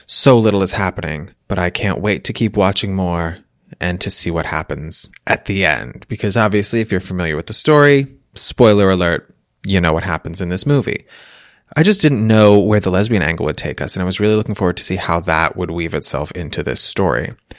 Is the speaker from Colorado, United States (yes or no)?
no; Massachusetts, United States; growing up in Massachusetts